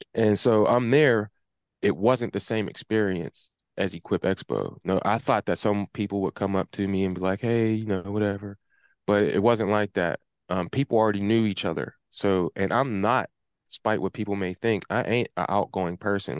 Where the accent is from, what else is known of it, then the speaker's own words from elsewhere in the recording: Pittsburgh, Pennsylvania, United States; the neighborhood that I grew up in, that I live in right now